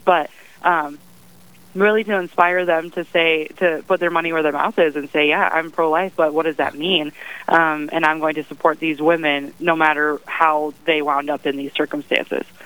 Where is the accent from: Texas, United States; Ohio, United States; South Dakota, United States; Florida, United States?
South Dakota, United States; Brookings; moved away as an adult; now in Bismarck, United States; I'm from Brookings, South Dakota originally, and I came here six years ago as a freshman at the University of Mary. Um, so I came here over South Dakota State, which is in my hometown